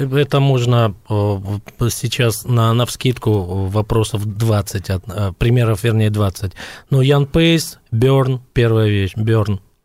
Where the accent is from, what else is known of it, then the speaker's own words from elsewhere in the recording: Dushanbe, Tajikistan; я из Душамбе